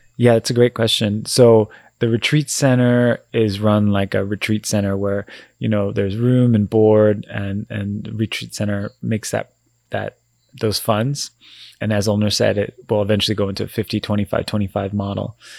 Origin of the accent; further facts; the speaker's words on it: Vancouver, British Columbia, Canada; we're born and raised in Vancouver